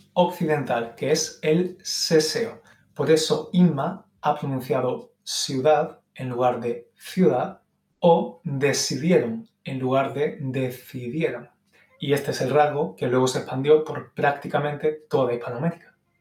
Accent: Málaga, Andalusia, Spain; yo soy andaluz

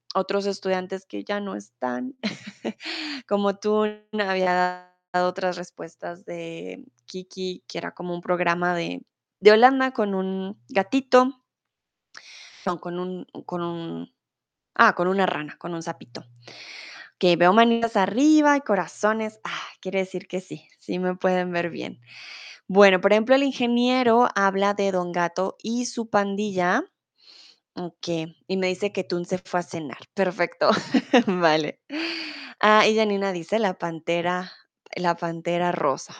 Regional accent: Colombia; also born or lived in Mexico; now in Germany; soy de Colombia, comúnmente vivo en Alemania, pero ahora estoy en el hermoso México

